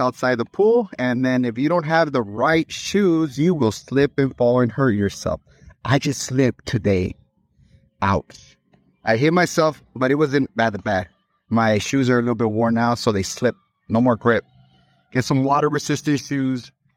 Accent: Long Island, New York, United States; I'm from Long Island

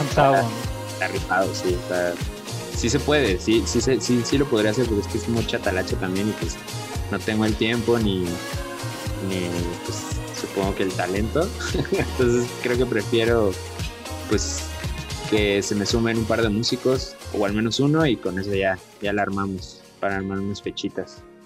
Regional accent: Coatzacoalcos, Veracruz, Mexico; now in Cholula, Mexico; mi ciudad natal, Coatzacoalcos, Veracruz

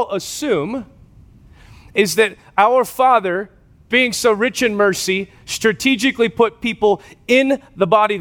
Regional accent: West Coast, United States; moved away; I grew up on the West Coast

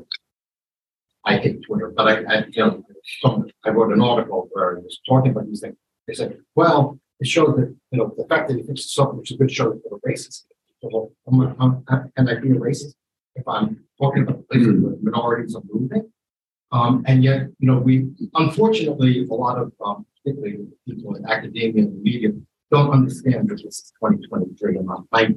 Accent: New York City, New York, United States; that's my hometown

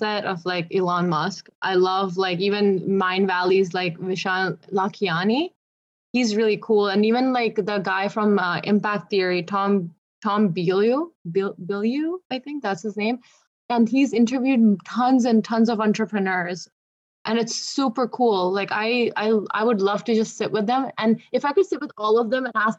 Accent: Sarnia, Ontario, Canada; I grew up in Canada, like, I grew up in Sarnia

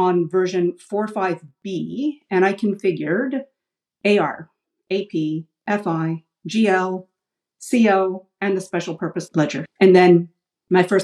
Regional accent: Ottawa, Ontario, Canada; I grew up in Ottawa, which is Canada's capital. So I'm an Ottawa girl, born and raised

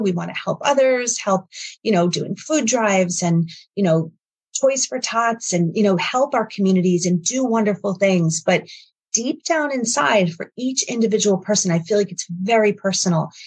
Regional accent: New York, United States; moved away; also born or lived in Connecticut; I'm from New York

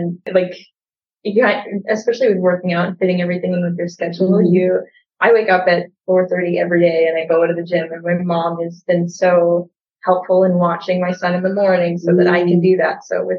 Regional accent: Regina, Saskatchewan, Canada; I'm from Regina, Saskatchewan, and I work in commercial real estate, and I'm a full-time single mom as well.

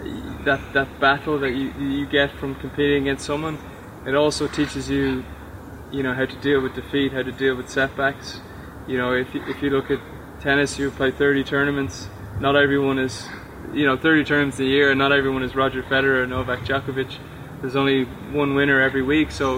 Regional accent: Dublin, Leinster, Ireland; moved away as an adult; also born or lived in Louisiana, United States; now in Necker Island, British Virgin Islands; I'm from Ireland, from Dublin, Ireland. Was a good junior there

